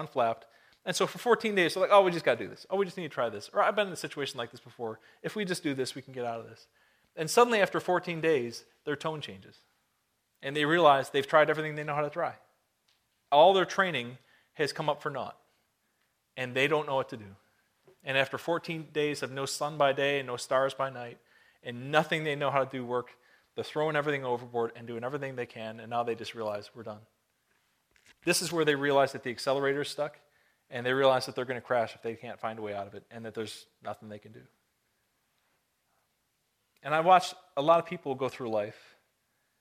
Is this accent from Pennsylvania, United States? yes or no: no; Buffalo, New York, United States; moved away; I was born and raised in the Buffalo, Niagara area